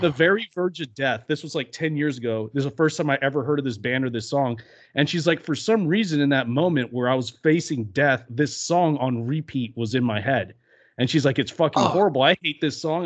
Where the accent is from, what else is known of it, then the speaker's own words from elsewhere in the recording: Louisiana, United States; I'm from Louisiana.